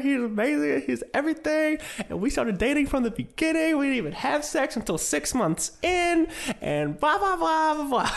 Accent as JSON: {"language": "English", "area": "Detroit and Indianapolis", "region": "Midwest", "country": "United States", "tie": "born or raised there", "also_born_or_lived": "New York", "moved": "yes", "said": "I grew up in the Midwest. I grew up in Detroit and Indianapolis, where I didn't really know how big my father really was until we moved to New York."}